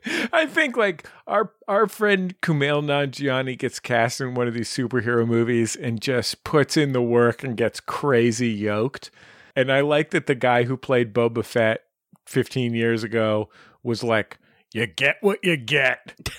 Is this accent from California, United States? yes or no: yes; San Francisco, California, United States; growing up in San Francisco